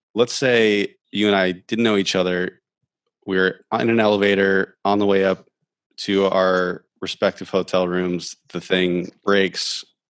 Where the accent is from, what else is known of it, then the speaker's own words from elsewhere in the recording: Ohio, United States; moved away; also born or lived in Alaska / Florida; I grew up in Ohio